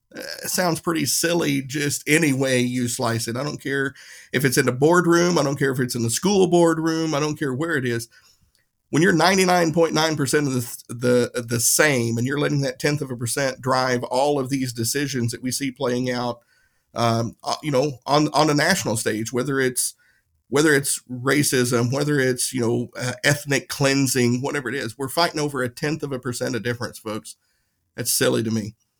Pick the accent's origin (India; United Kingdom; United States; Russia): United States; Tennessee; My town in, in Tennessee, you had the, the, the white side of town and the whiter side of town. That was it. There was no white or black side in my, my hometown